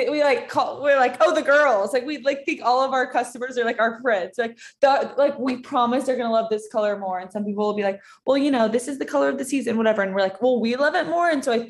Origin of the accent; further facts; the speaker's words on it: Austin, Texas, United States; moved away; we both are from the same hometown. We're both from Austin, Texas